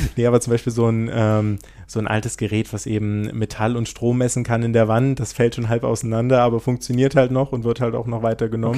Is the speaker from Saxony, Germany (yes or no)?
yes; Saxony, Germany; hier auch in Sachsen haben. Zumindest da, wo ich herkomme